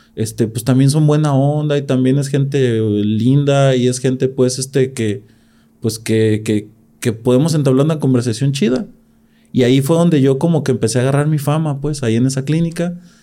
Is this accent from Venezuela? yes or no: no; Gómez Farías, Jalisco, Mexico; de las primeras generaciones de profesionistas en mi pueblo, en Gómez Farías